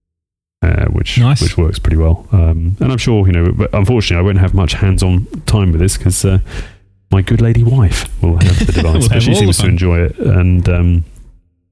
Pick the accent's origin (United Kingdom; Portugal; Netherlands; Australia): United Kingdom; accent: UK English; now in United States; I'm UK English